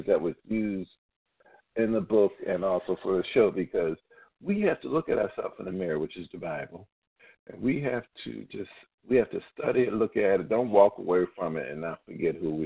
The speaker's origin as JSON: {"language": "English", "town": "Philadelphia", "region": "Pennsylvania", "country": "United States", "said": "I'm from Philly"}